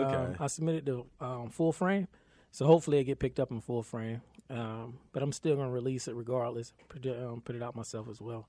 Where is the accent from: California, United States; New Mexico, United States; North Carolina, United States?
North Carolina, United States; Raleigh; also born or lived in Cary, North Carolina; I grew up in Southeast Raleigh. Lived all over pretty much parts of Raleigh, but I went to high school actually for a year and a half, in Cary.